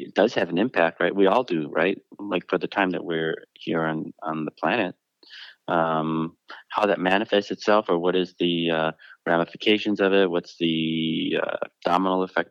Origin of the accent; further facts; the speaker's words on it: Detroit, Michigan, United States; now in Los Angeles, United States; I grew up in the Detroit in the 80s